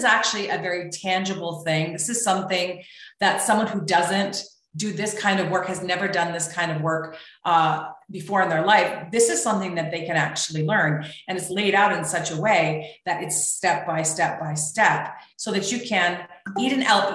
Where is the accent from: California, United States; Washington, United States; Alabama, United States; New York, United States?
Washington, United States; Seattle; we're from Seattle